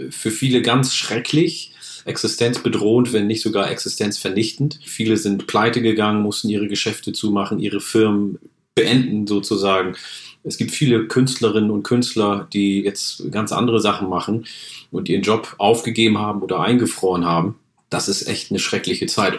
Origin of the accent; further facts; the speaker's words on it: Oromia, Ethiopia; now in Germany; In meiner Heimat äh, Oromia in Äthiopien